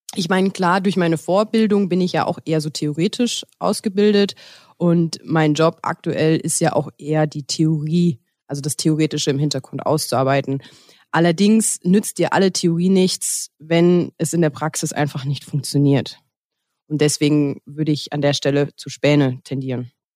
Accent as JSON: {"language": "German", "area": "Westerwald", "region": "Rhineland-Palatinate", "country": "Germany", "also_born_or_lived": "Cologne", "moved": "yes", "said": "Ursprünglich komme ich aus dem Westerwald"}